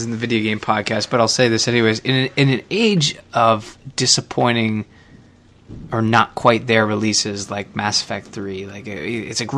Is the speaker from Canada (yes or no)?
yes; Canada; as a Canadian